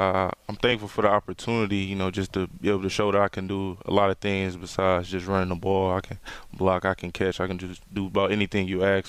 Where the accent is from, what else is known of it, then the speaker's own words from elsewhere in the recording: Detroit, Michigan, United States; I'm from Detroit, Michigan. Graduated from Cass Tech